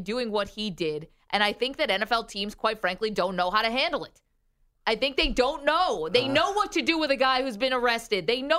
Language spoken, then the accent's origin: English; Binghamton, New York, United States; Hometown, Binghamton, representing upstate New York.